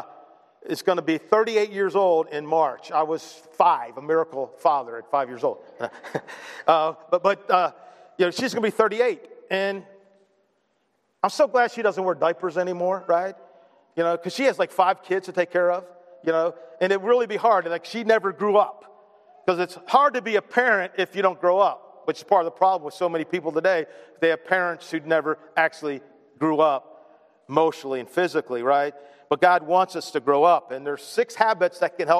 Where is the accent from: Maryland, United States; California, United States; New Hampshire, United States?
Maryland, United States; Baltimore; We're both from Baltimore